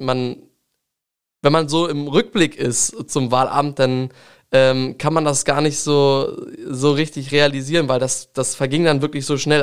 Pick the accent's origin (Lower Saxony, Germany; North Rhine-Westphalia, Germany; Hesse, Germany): Lower Saxony, Germany; Langenhagen; Ich komme ja aus Gotshorn, dem kleinen Gotshorn. Es ist ein schöner Stadtteil von Langenhagen.